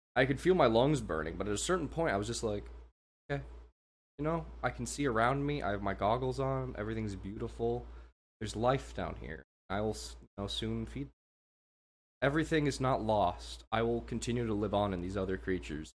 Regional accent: United States; I'm an American

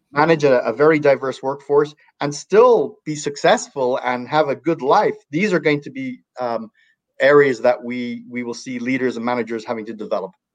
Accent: Ireland; now in Northern California, United States; I was born in Ireland

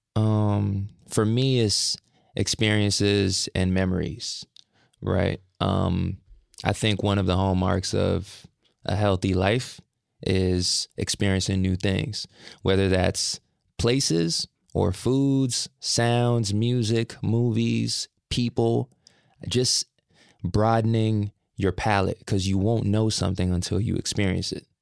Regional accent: Brampton, Ontario, Canada; I say I'm from Toronto, then I specify I'm from Brampton, which is outside of Toronto.

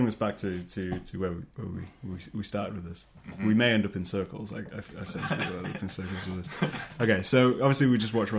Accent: Scunthorpe, Yorkshire and the Humber, United Kingdom; me and Shaun are both from the same town. That's Scunthorpe

